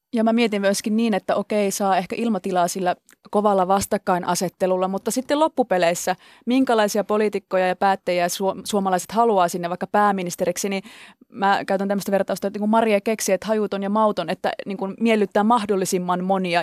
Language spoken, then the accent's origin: Finnish; Central Finland, Finland; moved away; mä oon oikeasti maalta tullut, mä oon Keski-Suomesta kotoisin oleva k- nyt kaupungissa asuva ihminen